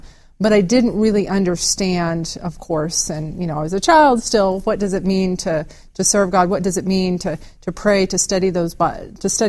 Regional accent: Ozarks of Arkansas, United States; I'm a country girl that grew up in the Ozarks of Arkansas.

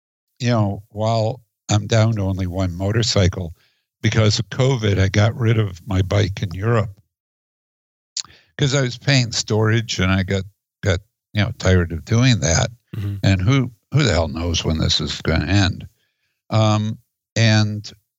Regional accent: Chicago, Illinois, United States; now in Oregon, United States; I grew up in Chicago

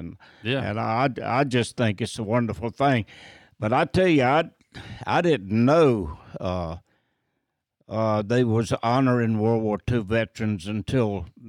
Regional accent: North Carolina, United States; Yeah, North Carolin

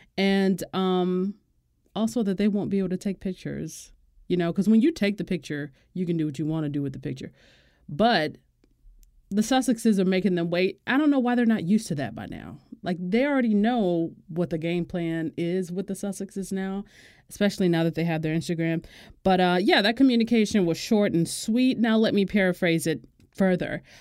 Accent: Florida, United States; my home state

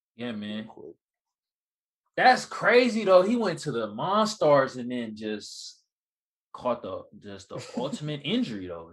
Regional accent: Oakland, California, United States; moved away as an adult; now in San Diego, United States; I'm from the Bay Area, Oakland to be exact. And I moved out here like in 05

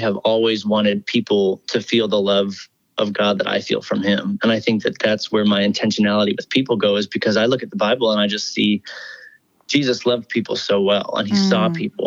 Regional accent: Washington, United States; now in Nashville, United States; my sister and I grew up doing it in Washington State

